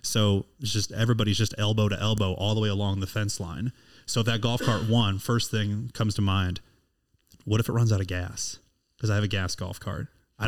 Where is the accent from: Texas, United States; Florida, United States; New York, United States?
Texas, United States; Houston; You know, you all know I'm from Houston, and I'm looking for a Valentine in a couple days.